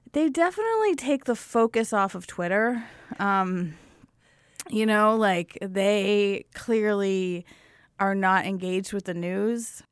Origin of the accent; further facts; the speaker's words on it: Lewistown, Pennsylvania, United States; I grew up in Lewistown, Pennsylvania